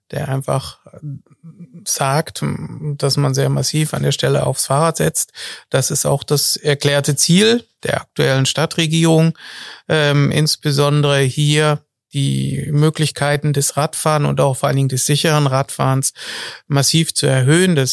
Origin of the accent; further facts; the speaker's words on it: Hesse, Germany; ich komme auch, wie gesagt, aus der Wetterau